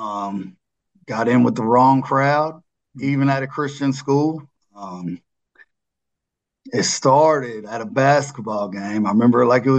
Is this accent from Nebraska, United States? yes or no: no; Mount Juliet, Tennessee, United States; I grew up in Mount Juliet